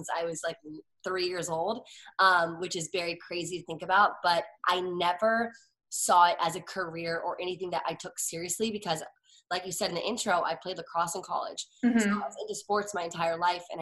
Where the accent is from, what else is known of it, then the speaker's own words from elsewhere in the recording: Washington, District of Columbia, United States; moved away as an adult; also born or lived in Virginia / Los Angeles; I grew up in Washington, D.C.